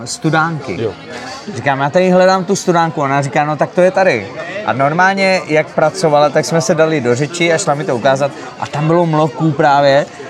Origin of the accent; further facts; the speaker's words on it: Moravia, Czechia; prostě jsme Moraváci